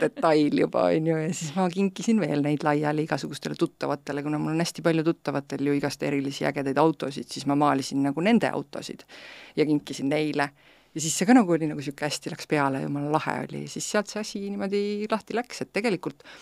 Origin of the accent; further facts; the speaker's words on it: Estonia; ma olen uhke eestlane